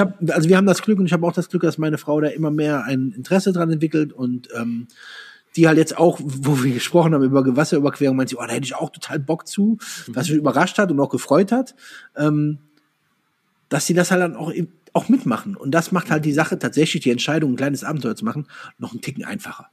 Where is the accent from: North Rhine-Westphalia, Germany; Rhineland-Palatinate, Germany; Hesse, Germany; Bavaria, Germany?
Rhineland-Palatinate, Germany; Andernach; Ich komme ja äh, Koblenz, aus der Koblenz, aus Andernach